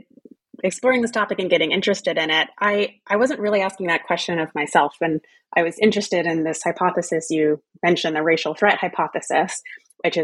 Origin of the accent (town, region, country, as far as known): Texas, United States; born or raised there; moved away as an adult; also born or lived in Louisiana / New England / United Kingdom